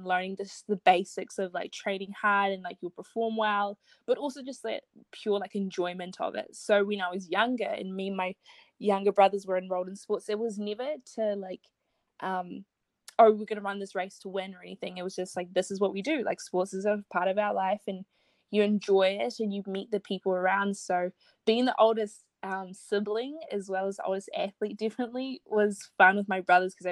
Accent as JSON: {"language": "English", "country": "New Zealand", "tie": "born or raised there", "also_born_or_lived": "Zimbabwe / Opunake, New Zealand", "said": "I'm originally from Zimbabwe. I was born there. And then when I was 4 years old, I moved to New Zealand"}